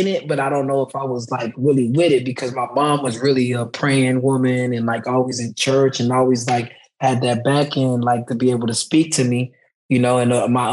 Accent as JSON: {"language": "English", "town": "Boynton Beach", "region": "Florida", "country": "United States", "tie": "born or raised there", "said": "I'm from Boynton Beach, Florida. My mom and dad is Haitian, and they're immigrants. And when they came here, you know, like we moved into some low-income housing. And, you know, grew up through like the community center"}